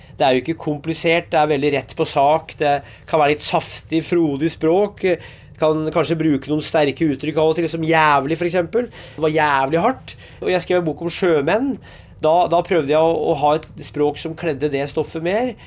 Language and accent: Norwegian; Hedmark, Innlandet, Norway; Jeg er fra Hedmark